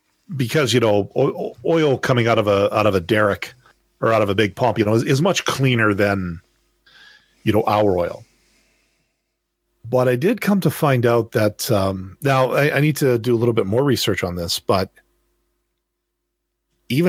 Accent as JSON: {"language": "English", "region": "Manitoba", "country": "Canada", "tie": "born or raised there", "also_born_or_lived": "Alberta", "moved": "yes", "said": "I was born in Manitoba, which is, well, that's the province that's next door to Ontario"}